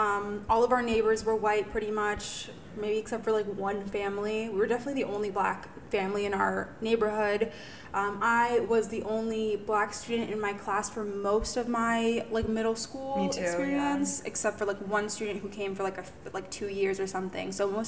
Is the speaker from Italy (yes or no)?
no; United States; So culturally, raised in the States, but culturally we were raised around Haitians in the Haitian community.